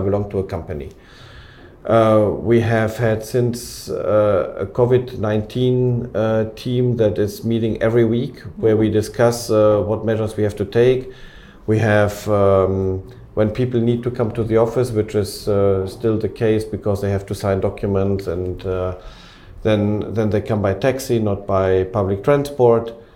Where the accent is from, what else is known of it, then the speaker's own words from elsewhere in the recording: Cologne, North Rhine-Westphalia, Germany; moved away as an adult; also born or lived in Antwerp, Belgium; now in Ukraine; I'm from Cologne